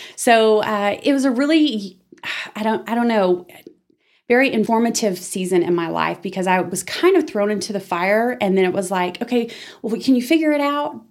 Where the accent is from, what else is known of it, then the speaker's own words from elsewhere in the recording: Amarillo, Texas, United States; moved away as an adult; also born or lived in Dallas Fort Worth area, Texas / Denton, Texas; I was born and raised in Amarillo